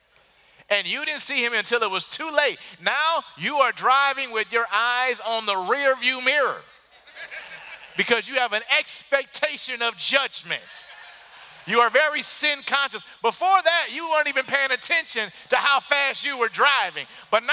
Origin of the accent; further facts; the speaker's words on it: Detroit, Michigan, United States; moved away; I grew up in Detroit where they say the exact same stuff